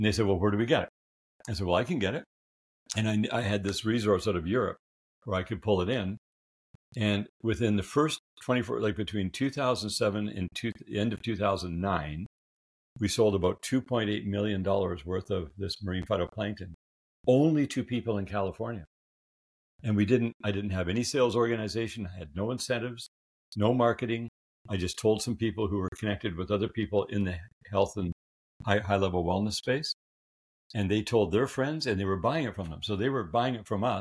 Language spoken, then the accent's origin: English; Canada; I'm a Canadian